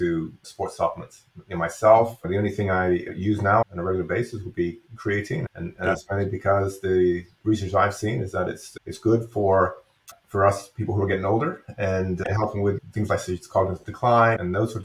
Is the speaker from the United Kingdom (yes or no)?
yes; England, United Kingdom; moved away; I grew up in England.